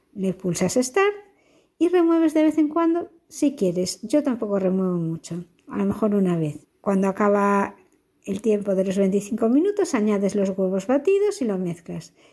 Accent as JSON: {"language": "Spanish", "country": "Spain", "said": "Aquí en España"}